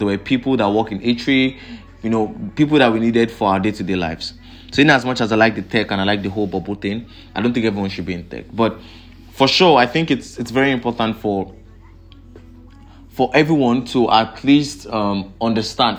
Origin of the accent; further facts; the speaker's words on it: Nigeria; I'm from Nigeria